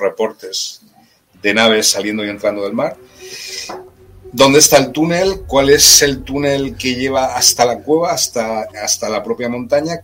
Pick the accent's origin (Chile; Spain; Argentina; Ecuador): Spain; Granada, Andalusia; Granada, donde yo nací